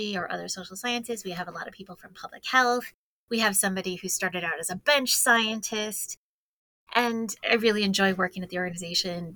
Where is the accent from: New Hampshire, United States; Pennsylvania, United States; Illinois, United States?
New Hampshire, United States; moved away as an adult; also born or lived in Hartford, Connecticut / New York; My family is from the northern New England area, Maine, and I grew up in New Hampshire.